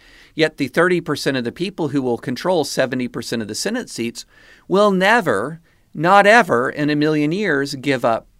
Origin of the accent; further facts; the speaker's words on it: Georgetown, Kentucky, United States; also born or lived in Opelika, Alabama / Baton Rouge, Louisiana; now in Franklin, United States; And raised in Georgetown, Kentucky, and live in Franklin, Tennes